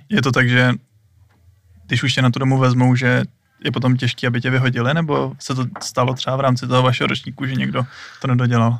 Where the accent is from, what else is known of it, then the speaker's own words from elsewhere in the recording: Hradec Králové, Hradec Králové Region, Czechia; my všichni tři jsme z Hradce